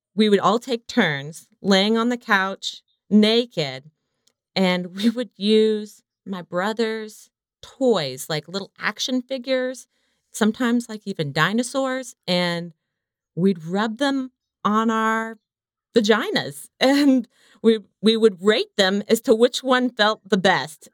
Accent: the South, United States; I come from the South, so compared to many people I knew, not religious

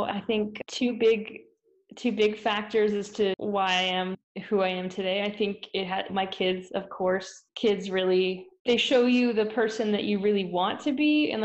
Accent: Florida, United States; moved away as an adult; also born or lived in Kansas City; now in Utah, United States; I'm originally from Florida

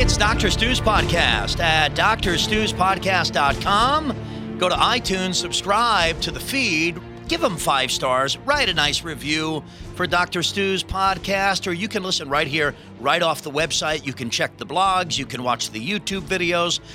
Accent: New York City, New York, United States; my hometown, New York City

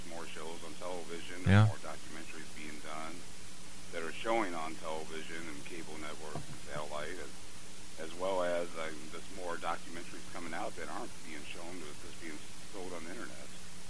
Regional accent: St. Louis, Missouri, United States; here near my hometown of St. Louis, Missouri

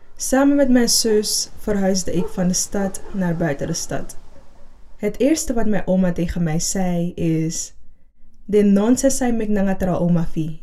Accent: Suriname; now in Netherlands; Op vierjarige leeftijd vertrok mijn moeder vanuit Suriname naar Nederland. Ik verbleef samen met mijn zus bij mijn grootouders.

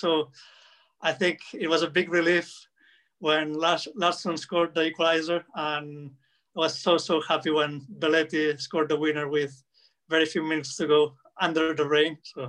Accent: Barcelona, Catalonia, Spain; I was born in Barcelona, 1992

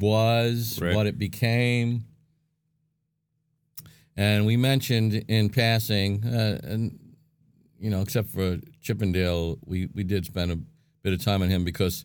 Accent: Brooklyn, New York, United States; I'm from Brooklyn, so it's part of Long Island.

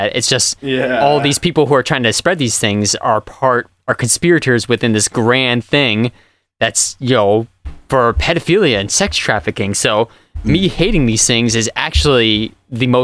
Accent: Rhode Island, United States; Rhode Island, my home state

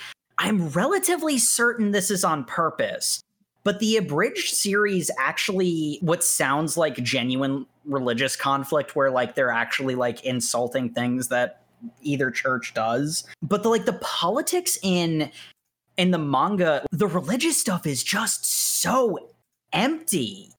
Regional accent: Scotland, United Kingdom; I'm Scottish. I don't think that's that big of a mystery, folks.

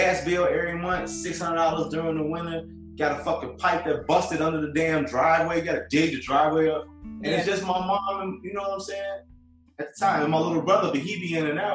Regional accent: Chicago, Illinois, United States; moved away; also born or lived in Detroit; I'm from Chicago.

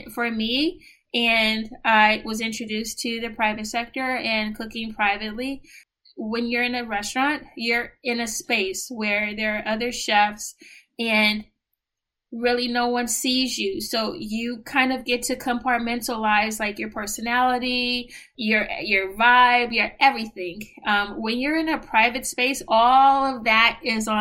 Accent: San Francisco, California, United States; moved away as an adult; now in New York, United States; I am originally from San Francisco, California

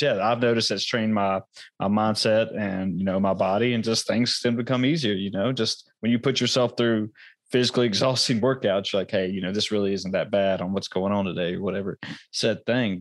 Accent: United States; I was born here in America, but you know, and I've, I've never been outside the country yet

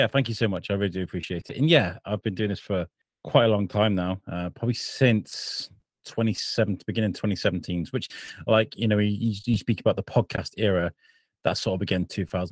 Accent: Shrewsbury, West Midlands, United Kingdom; my hometown, Shrewsbury, which is in Shropshire in the UK

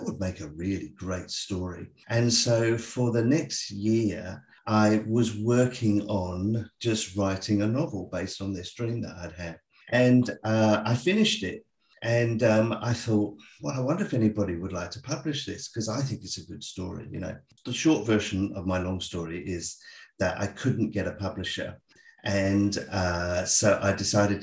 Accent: England, United Kingdom; moved away as an adult; now in Australia; I'm actually English.

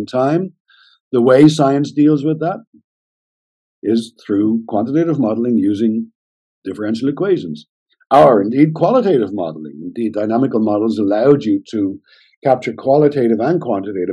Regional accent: Ireland; also born or lived in Germany; I'm Irish

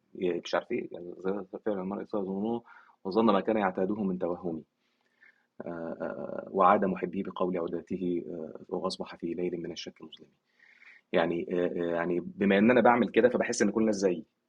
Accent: Egypt; عندنا في مصر

